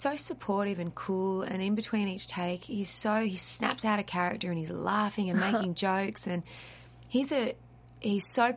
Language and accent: English; Australia; accent: Australian; I'm really Australian